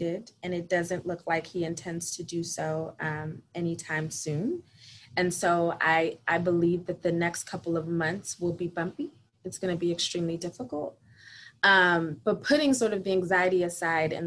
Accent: Philadelphia, Pennsylvania, United States; I am a Philadelphia native, daughter of two immigrants. So I'm Haitian American. I have been living in Philadelphia pretty much my entire life

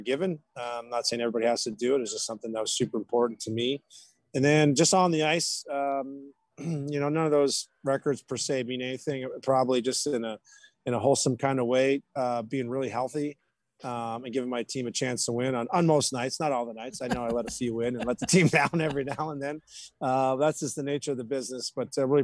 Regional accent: Canada; now in North Texas, United States; for me being a Canadian guy

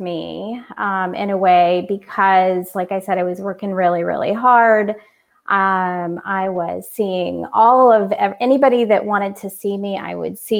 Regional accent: Orlando, Florida, United States; moved away as an adult; also born or lived in California; I moved from California to Orlando back to my home

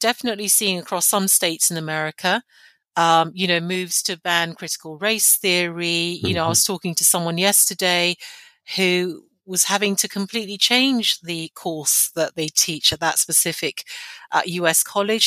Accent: Nigeria; now in London, United Kingdom; I'm of Nigerian heritage. I was born in Nigeria, and I speak a Nigerian language fluently, and I go back often.

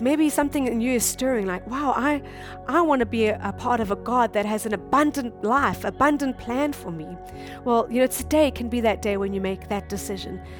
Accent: South Africa; moved away as an adult; now in Japan; we come from South Africa, and South Africa is a, a third world country

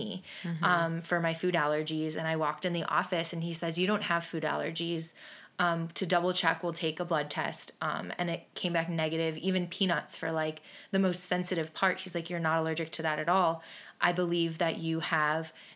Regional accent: Willoughby, Ohio, United States; I am from Willoughby, Ohio, and a local to downtown Willoughby

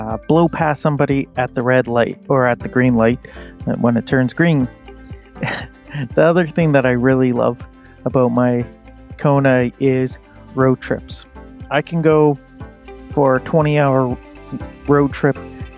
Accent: Winnipeg, Manitoba, Canada; I'm from Winnipeg, Manitoba, Canada, and I actually work for the utility company here.

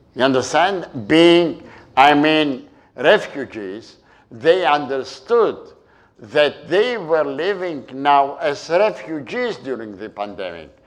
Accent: Istanbul, Turkey; moved away; the island where I was born in Turkey, in Istanbul, and I grew up. Halki, the Turkish name is Heybeliada

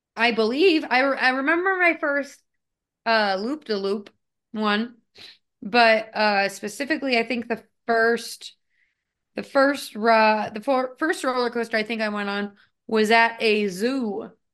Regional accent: United States; growing up in the United States

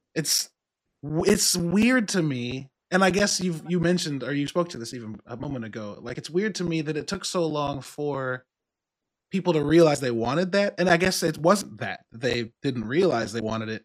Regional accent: Midwest, United States; I'm from the Midwest

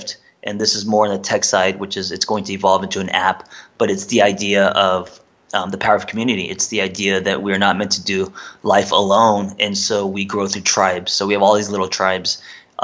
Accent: United States; also born or lived in South Korea; I was raised, I'm Korean American. Parents came here, you know, when I was 3

